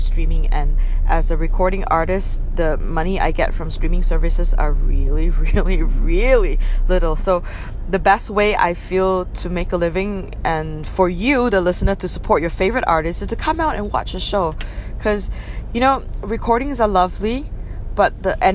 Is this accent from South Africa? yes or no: no; Penang, Malaysia; moved away as an adult; also born or lived in Kuala Lumpur; Penang, yes, I love my hometown.